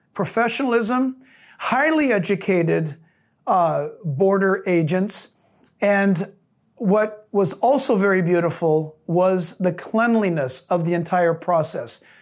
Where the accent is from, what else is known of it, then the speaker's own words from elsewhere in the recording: San Diego, California, United States; I was born in San Diego.